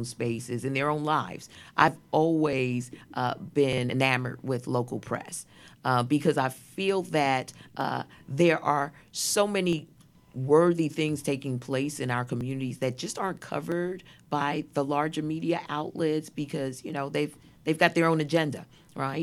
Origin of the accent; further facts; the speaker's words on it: New York City, New York, United States; I was born in Brooklyn Jewish Hospital.